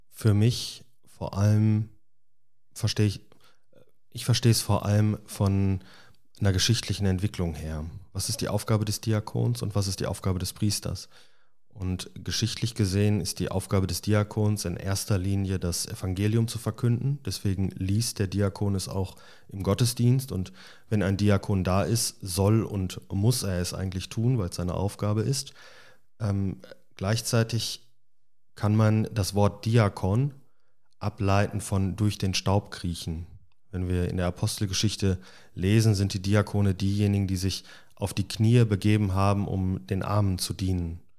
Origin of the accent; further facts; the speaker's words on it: Balve, North Rhine-Westphalia, Germany; also born or lived in Ireland; Ich bin ja in Balve aufgewachsen, also komme aus dem Sauerland ähm, und hatte im Prinzip gehofft, dass ich von der grünen Insel Irland zurück ins grüne Sauerland komme